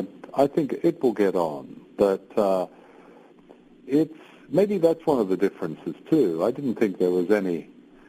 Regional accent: Australia; now in United Kingdom; I was born and brought up in Australia

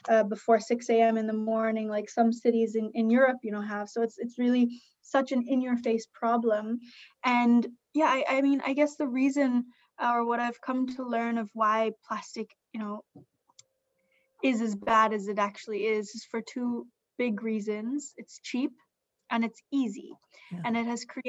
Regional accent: Bali, Indonesia; when I was 12 years old, growing up on Bali

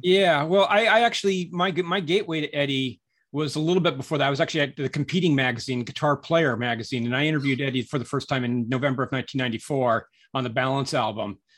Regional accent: Southern California, United States; moved away as an adult; also born or lived in San Francisco / New York City; I, I grew up in Southern California

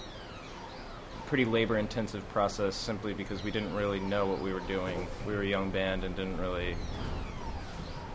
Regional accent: Missouri, United States; now in Brooklyn, United States; We're both from Missouri

